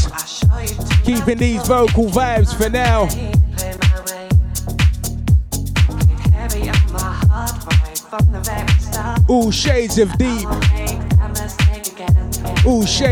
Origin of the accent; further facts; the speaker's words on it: London, United Kingdom; Happens to be my hometown